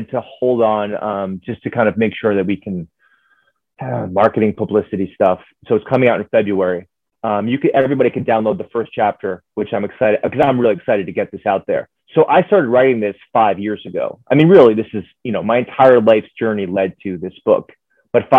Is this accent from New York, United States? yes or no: yes; New York City, New York, United States; I'm from New York City